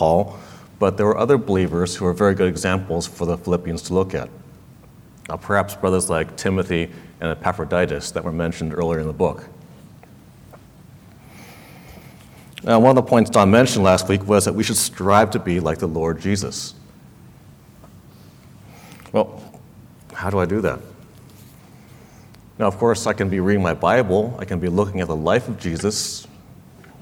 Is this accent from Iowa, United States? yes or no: no; California, United States; I was born and raised in California, and so were my parents